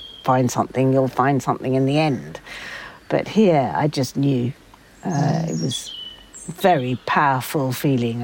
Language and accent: English; United Kingdom; We're very British.